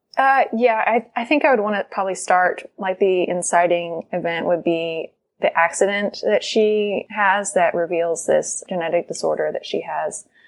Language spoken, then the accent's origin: English; Texas, United States; I'm from Texas as well